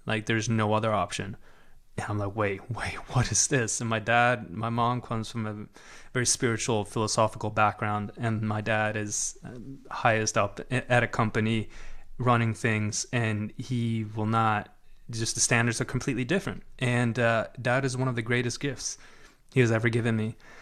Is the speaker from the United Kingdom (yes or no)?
no; Sweden; born or raised there; moved away